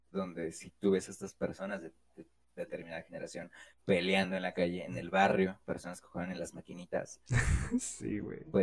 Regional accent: Mexico City, Mexico; Soy citadino, güey. Soy chilango, güey.

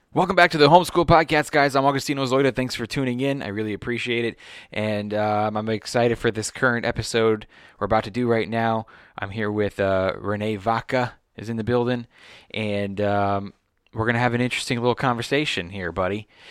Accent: Los Angeles, California, United States; I grew up here in Sherman Oaks

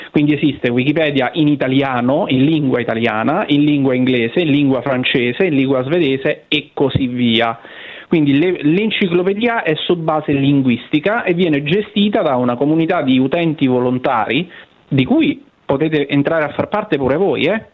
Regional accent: Benevento, Campania, Italy; di essere nato a Benevento, patria San, dei Sanniti

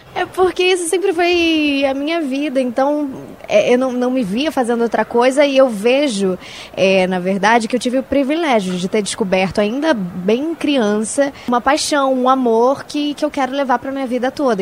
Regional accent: São Paulo, Brazil; now in Rio de Janeiro, Brazil; eu moro no Rio, mas eu sou daqui de São Paulo

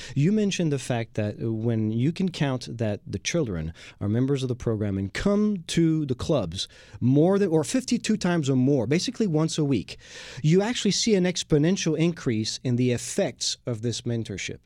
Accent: Lyon, Auvergne-Rhône-Alpes, France; now in Houston, United States; in Lyon when I was growing up in France.

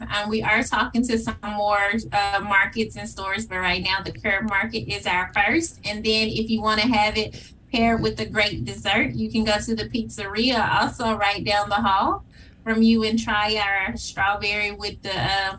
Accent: Whitehaven, Tennessee, United States; That is absolutely correct. I am a proud graduate of Whitehaven High School. Mm-hmm. And I have lived in Whitehaven most

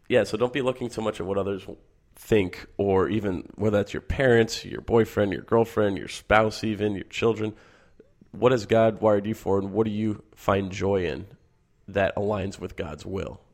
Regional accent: Michigan, United States; I grew up in Michigan.

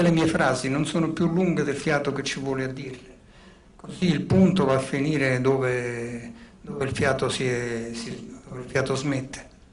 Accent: Naples, Campania, Italy; born or raised there; accent: Neapolitan; first language Neapolitan; moved away

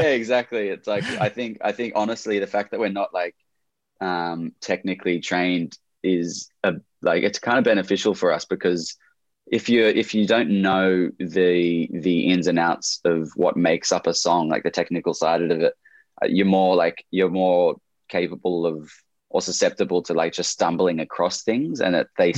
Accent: Camden, New South Wales, Australia; I was born born in Camden, which is about an hour south of Sydney in Australia

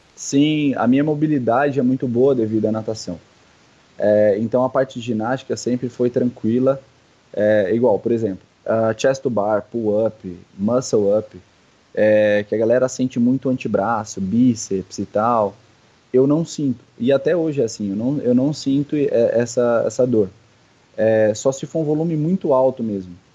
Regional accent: São Paulo, Brazil; now in Indaiatuba, Brazil; eu sou de São Paulo

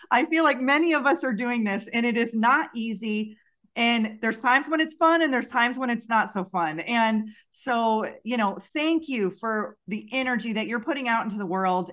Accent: Western New York, United States; I grew up in Western New York, not far from that area

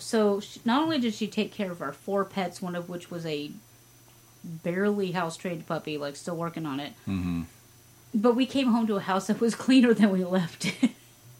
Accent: Las Vegas, Nevada, United States; we're from Vegas. We know service.

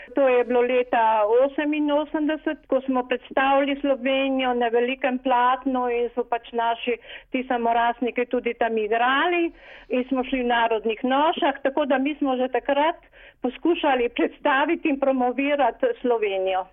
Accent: Slovenia; now in Paris, France; smo Slovenci

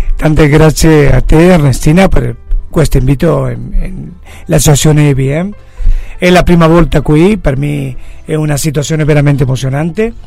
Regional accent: Buenos Aires, Argentina; Italian is a second language; also born or lived in Mar del Plata, Argentina; yo io sono nato a Buenos Aires, como te he dicho... ma el, el, el arrivo o aver eh, trasferito a Mar del Plata

